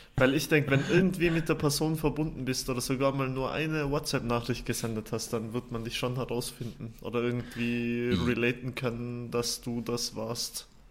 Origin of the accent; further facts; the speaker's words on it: Fulpmes, Tyrol, Austria; now in Zürich, Switzerland; da, wo ich herkomme, äh, das war im Stubaital, also Fultmes heißt der Ort